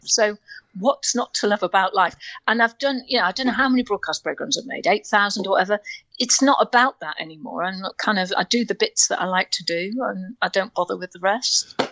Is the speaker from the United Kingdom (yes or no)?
yes; North Wales, United Kingdom; moved away; I am Welsh and I grew up in North Wales.